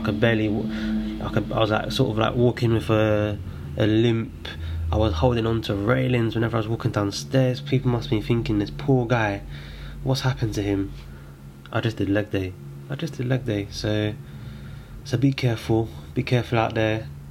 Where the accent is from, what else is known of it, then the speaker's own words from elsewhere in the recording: London, United Kingdom; I'm from Islington